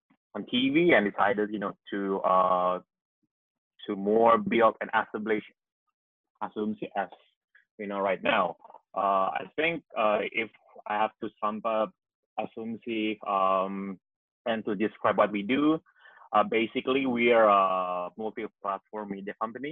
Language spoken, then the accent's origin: English; Jakarta, Indonesia; I was born and bred in Jakarta